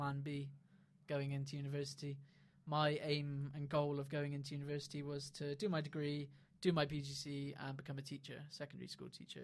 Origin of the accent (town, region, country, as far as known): Bristol, South West England, United Kingdom; moved away as an adult; also born or lived in Cardiff